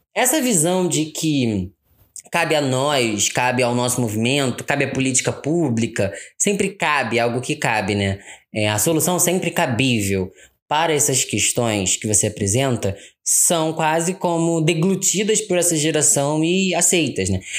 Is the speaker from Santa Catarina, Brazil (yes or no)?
no; Rio de Janeiro, Brazil; Eu nasci e fui criado no Rio de Janeiro